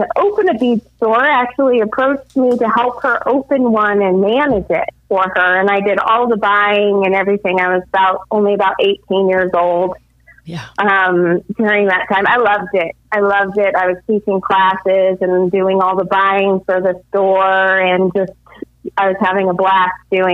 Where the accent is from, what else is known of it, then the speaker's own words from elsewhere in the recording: California, United States; moved away as an adult; also born or lived in central Illinois; now in Illinois, United States; I'm actually from California